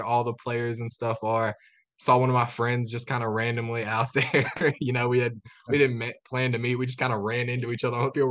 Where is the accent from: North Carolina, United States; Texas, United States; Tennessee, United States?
Tennessee, United States; West; I grew up in West Tennessee watching the Vols